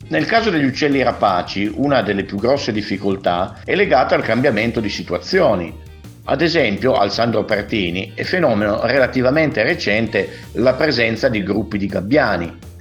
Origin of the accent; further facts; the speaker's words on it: Piedmont, Italy; lo dico da piemontese